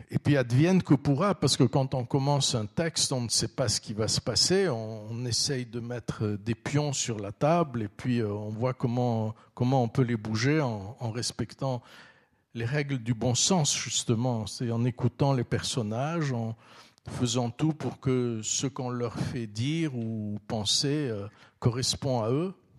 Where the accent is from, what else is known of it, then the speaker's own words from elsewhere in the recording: Vaud, Switzerland; also born or lived in Istanbul, Turkey; je suis vaudois